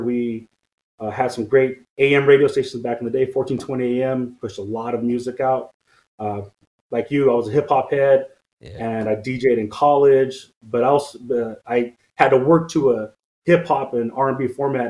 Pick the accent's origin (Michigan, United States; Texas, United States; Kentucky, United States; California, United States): California, United States; Stockton; also born or lived in French Camp, California; I grew up here in Stockton. I was born in French Camp, which is the county hospital just south of here